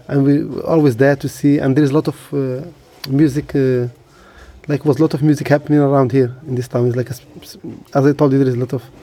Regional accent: Essaouira, Marrakesh-Safi, Morocco; I was born in Sawera.

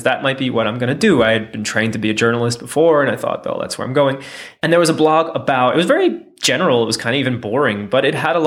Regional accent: United States; born or raised there

